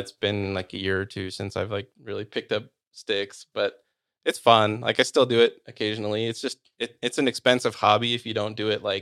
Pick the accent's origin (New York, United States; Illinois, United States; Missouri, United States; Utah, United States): Utah, United States; also born or lived in Sacramento, California / Orem, Utah; grew up in Utah. I've been here pretty much my whole life.